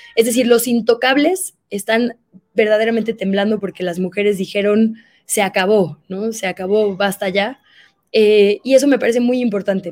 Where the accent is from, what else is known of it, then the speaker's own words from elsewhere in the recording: Monterrey, Nuevo León, Mexico; yo soy de Monterrey